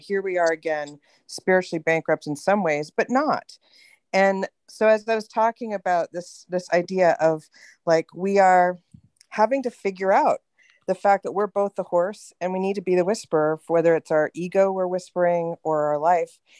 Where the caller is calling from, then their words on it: California, United States; I'm calling from California.